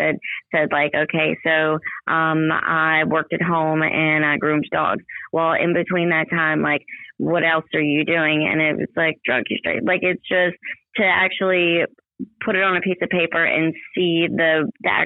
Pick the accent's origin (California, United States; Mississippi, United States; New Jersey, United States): Mississippi, United States; Ocean Springs; I'm from Ocean Springs, and I've been here a long time, almost my whole life